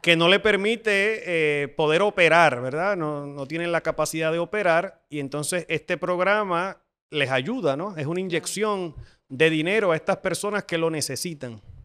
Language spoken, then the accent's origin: Spanish; Puerto Rico; nosotros, los puertorriqueños que somos ciudadanos americanos